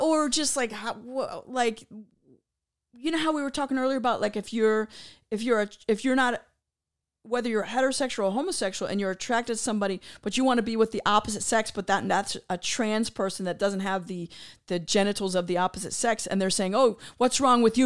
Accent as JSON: {"language": "English", "town": "Tampa", "region": "Florida", "country": "United States", "said": "I'm from Tampa, Florida"}